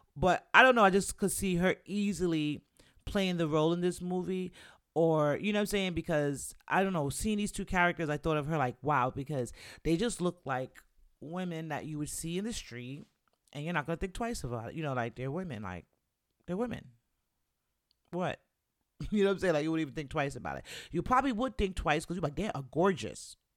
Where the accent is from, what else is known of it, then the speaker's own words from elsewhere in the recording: New York City, New York, United States; even though I'm from the Bronx